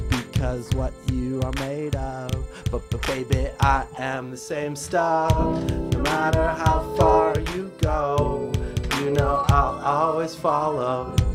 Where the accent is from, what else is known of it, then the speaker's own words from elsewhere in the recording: Chicago, Illinois, United States; We are … from Chicago.